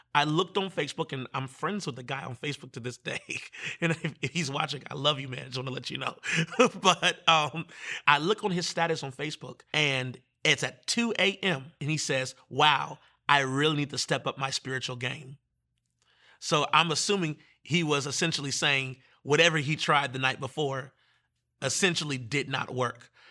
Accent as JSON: {"language": "English", "town": "Manassas", "region": "Virginia", "country": "United States", "said": "I'm from Manassas."}